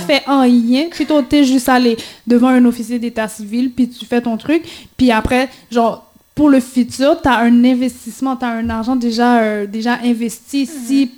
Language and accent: French; Haiti; on est haïtien, puis on va rester haïtien pour toujours